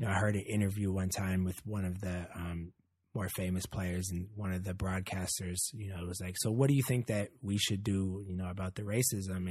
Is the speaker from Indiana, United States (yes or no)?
no; Oakland, California, United States; I grew up in Oakland.